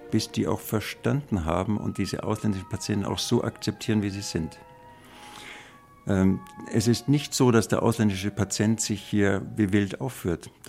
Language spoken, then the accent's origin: German; Bavaria, Germany; Ich bin Bayer, ich bin gern Bayer und ich bekenne mich dazu.